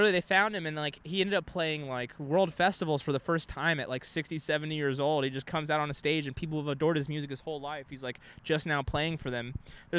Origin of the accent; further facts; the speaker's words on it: Texas, United States; now in California, United States; when I was growing up in Texas